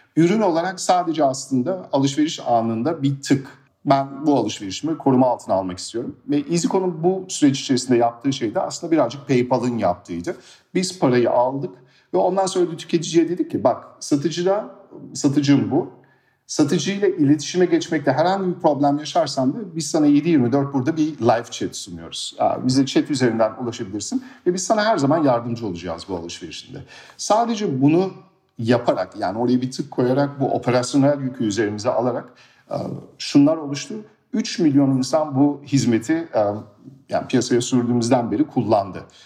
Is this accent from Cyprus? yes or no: no; Germany; moved away as an adult; now in Turkey; Almanya'da doğdum büyüdüm ve 2013 yılında İSKO'yu kurmak için Türkiye'ye geldim.